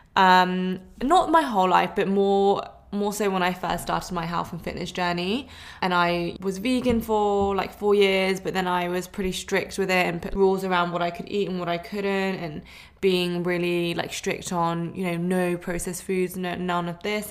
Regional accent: London, United Kingdom; moved away as an adult; now in Sydney, Australia; I am originally from London, but I'm living in Sydney and I've been here for two and a half years

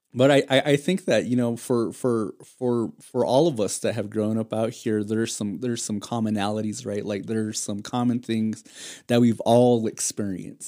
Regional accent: Tuba City, Arizona, United States; also born or lived in Hopi Reservation; both of us have, uh, experienced growing up in Tuba City

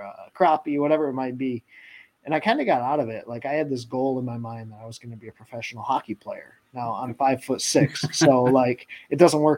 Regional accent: Michigan, United States; I'm from Michigan

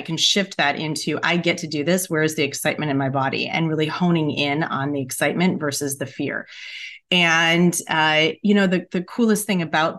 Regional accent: Midwest, United States; And I grew up in the Midwest.

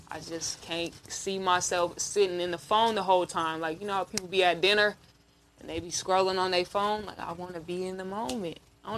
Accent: Camden, Arkansas, United States; born there; No, I was raised out here, but I was born in Arkansas. That's where my family is from. Arkansas.

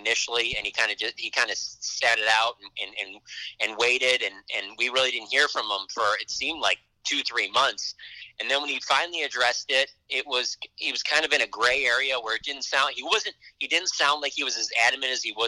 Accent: Detroit, Michigan, United States; moved away as an adult; now in Dallas, United States; I'm originally from Detroit, so I grew up following, you know, the Lions

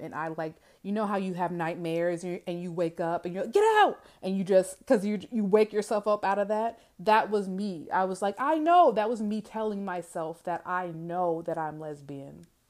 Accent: Georgia, United States; I am from the South, okay? Not only the South, but from Georgia

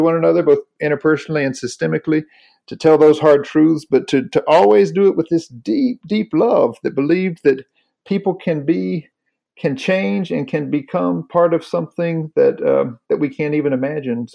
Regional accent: North Carolina, United States; born or raised there

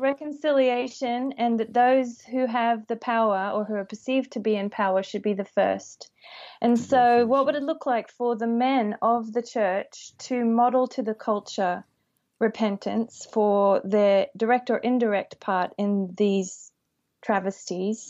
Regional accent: Australia; moved away; growing up in Australia

